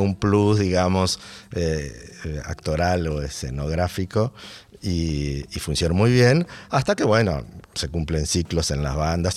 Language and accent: Spanish; Buenos Aires, Argentina; Soy, soy de Buenos Aires